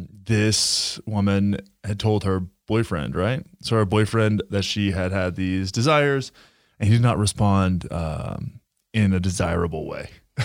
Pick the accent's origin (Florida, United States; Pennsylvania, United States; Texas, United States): Texas, United States; Graham; I always look back and think about like growing up in Graham, Texas, right?